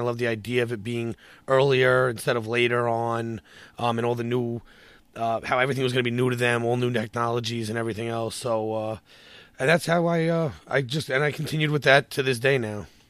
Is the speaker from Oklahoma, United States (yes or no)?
no; New York, United States; I'm from New York